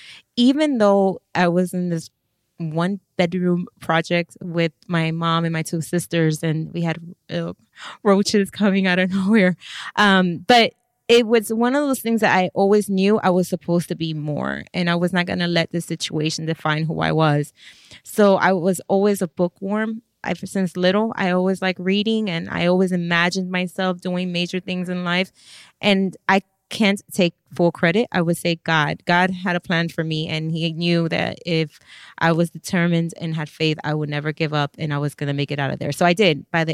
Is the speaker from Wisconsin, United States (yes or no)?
no; Miami, Florida, United States; Ooh, take me back. I was raised with a single mother.